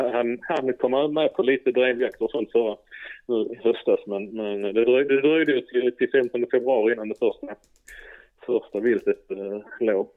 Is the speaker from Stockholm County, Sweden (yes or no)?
no; Skåne, Sweden; bosatt i Skåne och kommer från Skåne